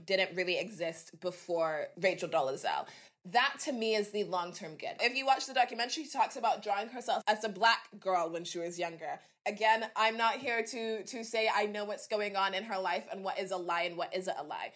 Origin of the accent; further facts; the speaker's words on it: Dallas, Texas, United States; This was when I was growing up in Texas. I had a Black family, went to Black church, was in sort of inner city Dallas.